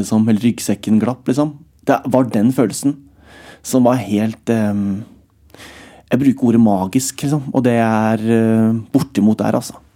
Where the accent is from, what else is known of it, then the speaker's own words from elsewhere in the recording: Alvdal, Innlandet, Norway; moved away; Hjemme på Strømmen, da, hvor jeg vokste opp